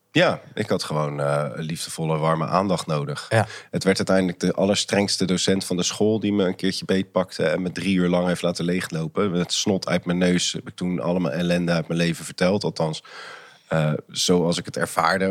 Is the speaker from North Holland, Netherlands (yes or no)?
no; Maassluis, South Holland, Netherlands; also born or lived in Rotterdam; ik ben opgegroeid in Maasluis